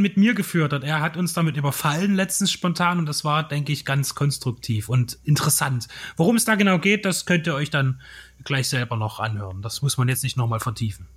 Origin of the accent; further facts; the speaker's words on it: Dresden, Saxony, Germany; als Dresdner